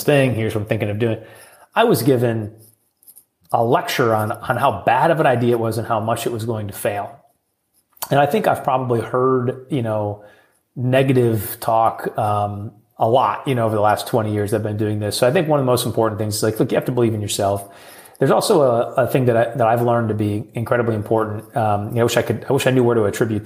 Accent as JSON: {"language": "English", "region": "Midwest", "country": "United States", "said": "being a Midwesterner. You know, they call us Midwest nice"}